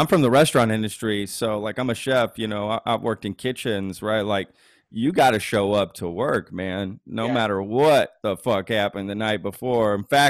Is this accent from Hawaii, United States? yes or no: no; Dallas, Texas, United States; now in Austin, United States; I'm in Austin, but I grew up in Dallas. Dallas.